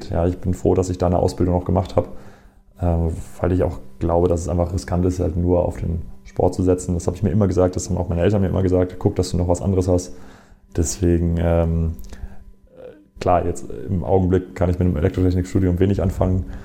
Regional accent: Essen, North Rhine-Westphalia, Germany; moved away as an adult; now in Erlangen, Germany; ist Essen nach wie vor auch meine Heimat, mein Zuhause. Das Problem ist aber nur, dass ich im Grunde mit 19, 20 äh, aus Essen weg bin.

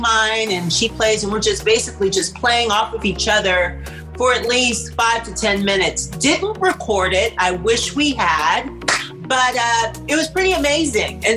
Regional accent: Pittsburgh, Pennsylvania, United States; moved away as an adult; also born or lived in New York; now in California, United States; Grew up in Pittsburgh

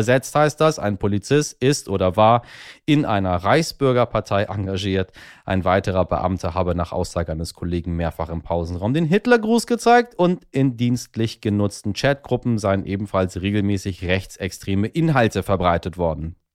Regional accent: Hamburg, Germany; ich sage einfach mal jetzt im Ruhrgebiet und Rheinland, um diese mir als Hamburger fremde Region zusammenzufassen

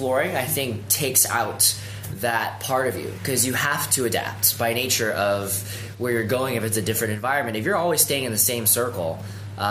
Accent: Vancouver, British Columbia, Canada; moved away as an adult; now in San Francisco, United States; I'm a Canadian, born and raised in Vancouver, so West Coast all the way. I moved down to San Francisco in 2010

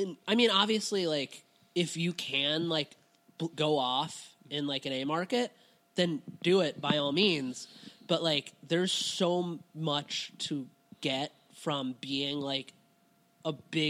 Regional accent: Cincinnati, Ohio, United States; whenever I tell people I'm from Cincinnati, it's like, oh, why? Like, where?

